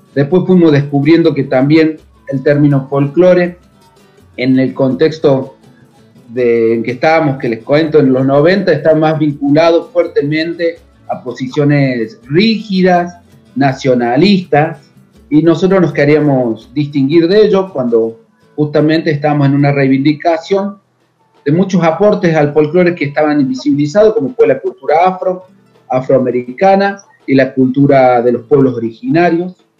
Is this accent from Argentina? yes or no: yes; a town 100 km from Córdoba city, Argentina; yo vivía en un pueblo que se llama Villalique, a 100 kilómetros de Córdoba capital